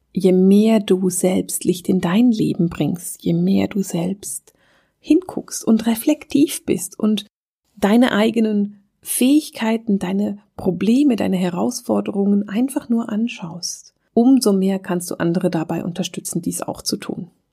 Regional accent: Switzerland; bei uns in der Schweiz

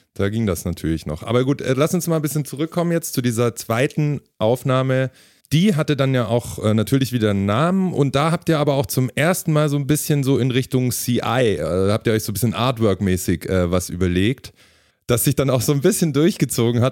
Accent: Ulm, Baden-Württemberg, Germany; ich komme aus Ulm, ist auch in der Region

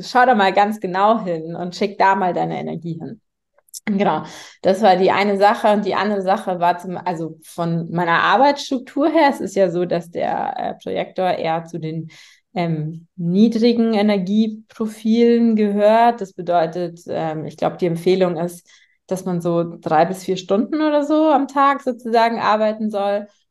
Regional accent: Munich, Bavaria, Germany; ich bin in äh, München geboren und aufgewachsen

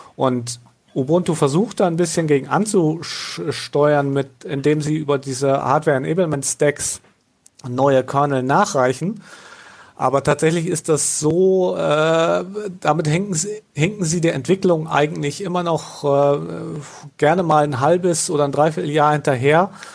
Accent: Northern Germany, Germany; bin ja Norddeutscher

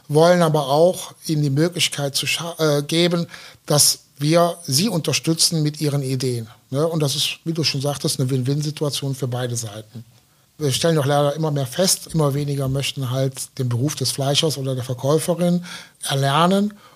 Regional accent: Aachen, North Rhine-Westphalia, Germany; Ja, ich komme ja aus Aachen

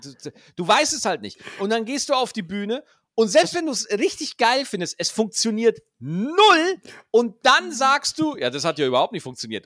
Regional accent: Schwarzach, Bavaria, Germany; bei uns in Schwarzach, in Niederbayern, da gibt es da halt das A3, das ist so die Dorfdiskothek da ist man halt jeden Freitag und jeden Samstag hingegangen

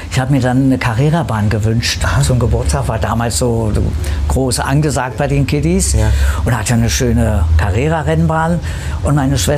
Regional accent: Berlin, Germany; Also ich bin ja im Kiez in Kreuzberg groß geworden. Die Großbärenstraße, Ecke Hagelberger Straße, direkt am Kreuzberg da.

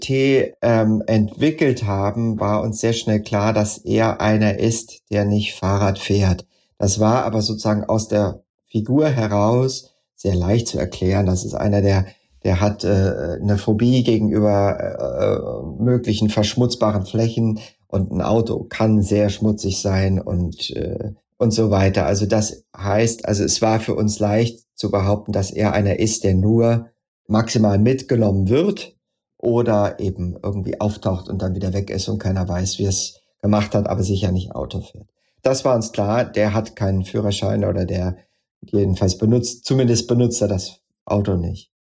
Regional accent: edge of the Odenwald, Hesse, Germany; also born or lived in Darmstadt; ich bin am Rande des Odenwalds aufgewachsen und in einer Schule in Darmstadt gewesen

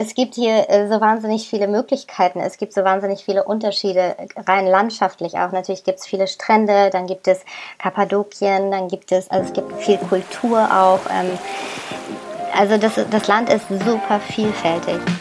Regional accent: Germany; moved away as an adult; now in Istanbul, Turkey; bei uns in Deutschland

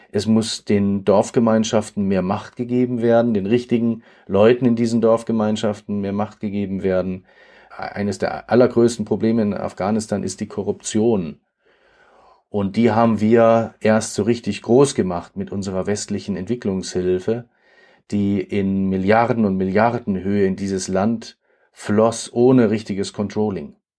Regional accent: Germany; als Deutsche

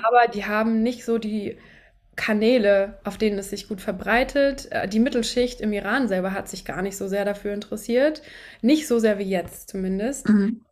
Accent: Hesse, Germany; also ich bin in Deutschland geboren, in, in Hessen.

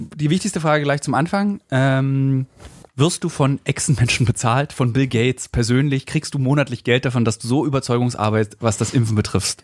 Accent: Berlin, Germany; ich als Berliner

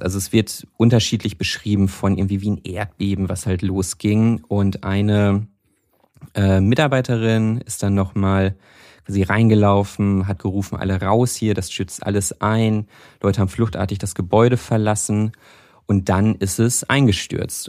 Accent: North Rhine-Westphalia, Germany; ich komme ja aus Nordrhein-Westfalen, nicht aus Köln, aber aus Nordrhein-Westfalen.

